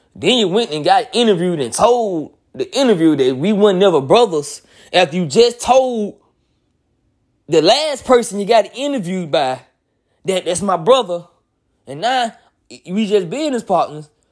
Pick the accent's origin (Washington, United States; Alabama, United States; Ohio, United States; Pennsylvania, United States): Alabama, United States; Montgomery; I'm a twenty-eight-year-old nigga from Montgomery, Alabama